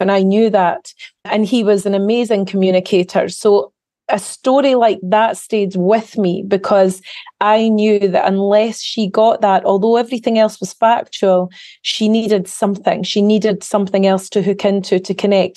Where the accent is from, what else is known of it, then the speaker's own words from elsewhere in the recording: Carnoustie, Scotland, United Kingdom; I grew up in a little small town, a coastal town in the northeast of Scotland called Carnoustie